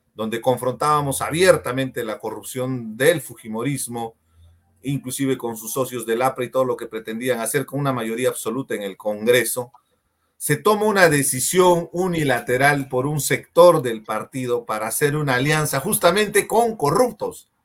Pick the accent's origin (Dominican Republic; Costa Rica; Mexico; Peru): Peru; somos peruanos